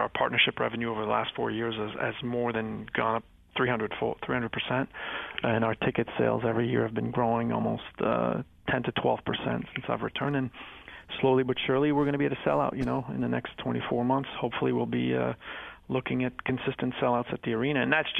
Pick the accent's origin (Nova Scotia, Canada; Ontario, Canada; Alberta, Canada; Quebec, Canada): Quebec, Canada; Montreal; French-Canadian. Yeah, {S2} French-Canadian. {S3} I grew up in Montreal.